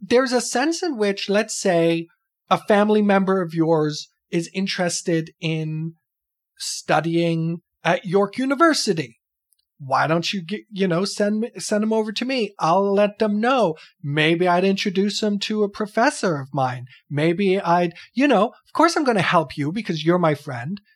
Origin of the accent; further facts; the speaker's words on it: Canada; I'm some schmuck from Canada